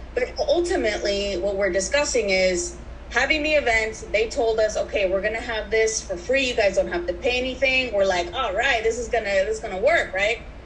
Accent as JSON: {"language": "English", "town": "San Diego", "region": "California", "country": "United States", "tie": "born or raised there", "said": "I was born and raised here in San Diego. Um, I grew up in Barrio Logan"}